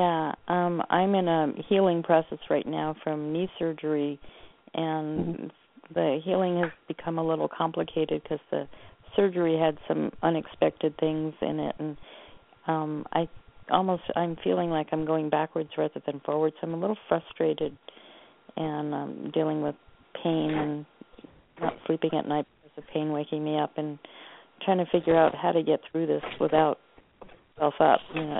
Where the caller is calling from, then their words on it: Oregon, United States; I'm calling from Oregon.